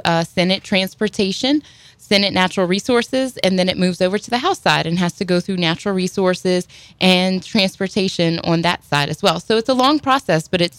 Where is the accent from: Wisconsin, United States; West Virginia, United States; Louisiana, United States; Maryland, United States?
Louisiana, United States; Houma; I grew up in Little Bayou Black.